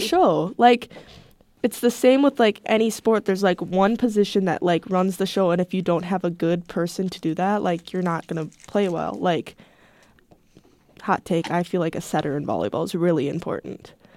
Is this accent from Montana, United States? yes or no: no; Wisconsin, United States; I'm like from Wisconsin